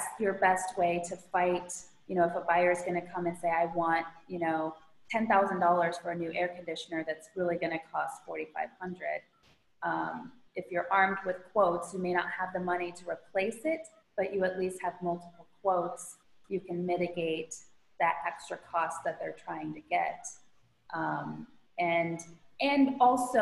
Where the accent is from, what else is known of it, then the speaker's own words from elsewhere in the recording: Midwest, United States; now in Florida, United States; I grew up in the Midwest